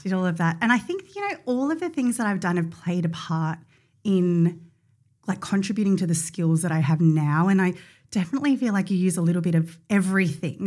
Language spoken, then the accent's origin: English; Mornington Peninsula, Victoria, Australia; I grew up on the Mornington Peninsula